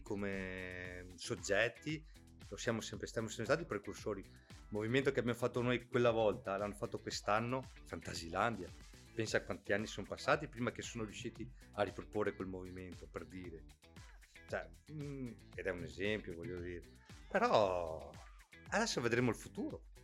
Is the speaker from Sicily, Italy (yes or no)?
no; Ceggia, Veneto, Italy; siamo di Ceggia